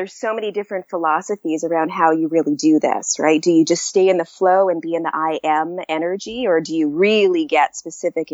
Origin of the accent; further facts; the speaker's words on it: Canada; moved away; also born or lived in United States; I'm Canadian